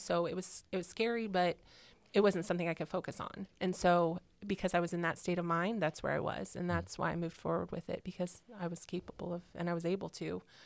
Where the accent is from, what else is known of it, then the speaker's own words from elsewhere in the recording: Illinois, United States; moved away as an adult; also born or lived in California; now in Indiana, United States; I'm originally from California, and then, then I grew up in um, Illinois in a small country town um, through high school